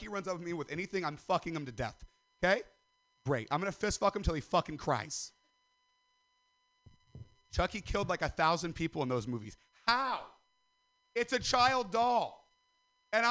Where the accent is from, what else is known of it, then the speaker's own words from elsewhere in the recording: Stockton, California, United States; I'm from Stockton